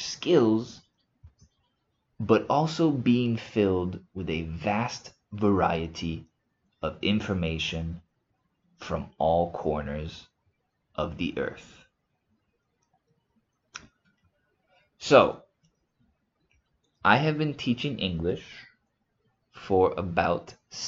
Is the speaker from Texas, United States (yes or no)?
yes; Houston, Texas, United States; moved away as an adult; also born or lived in South Africa; now in Spain; I am originally from the USA. I was born in Houston, Texas